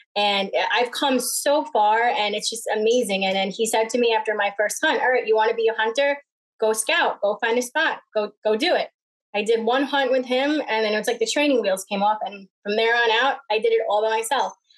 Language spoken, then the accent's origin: English; Smithtown, New York, United States; I grew up in Smithtown, where people had backyards and fences